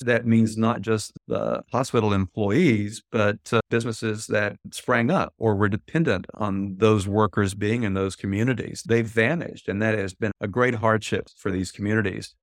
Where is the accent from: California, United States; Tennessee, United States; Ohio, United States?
Tennessee, United States; my home state of Tennessee